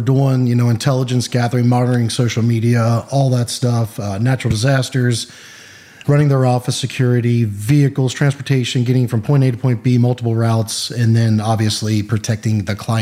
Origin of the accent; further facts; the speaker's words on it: Cincinnati, Ohio, United States; Originally from Cincinnati, Ohio.